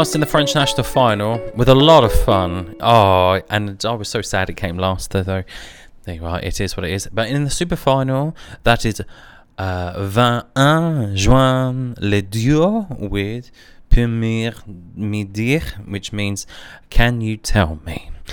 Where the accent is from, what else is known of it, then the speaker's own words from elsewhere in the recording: United Kingdom; we in the United Kingdom and as British citizens